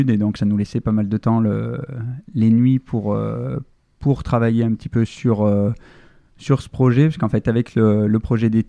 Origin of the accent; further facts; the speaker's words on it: Limoges, Nouvelle-Aquitaine, France; C'est Panazol. Moi, je suis pas Panazol, mais euh, je suis de Limoges.